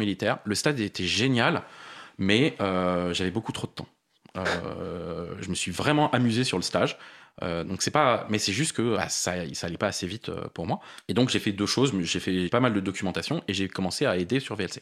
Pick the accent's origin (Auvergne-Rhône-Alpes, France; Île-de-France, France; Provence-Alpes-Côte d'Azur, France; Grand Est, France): Île-de-France, France; Paris; born or raised there